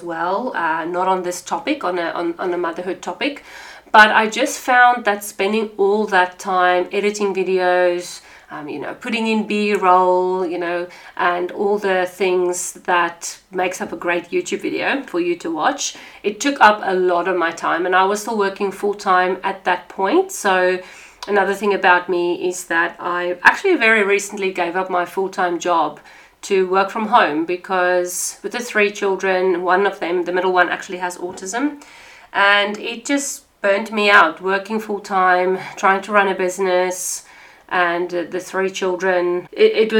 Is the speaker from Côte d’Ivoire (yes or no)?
no; South Africa; accent: South African; moved away as an adult; now in Australia; I was born and raised in South Africa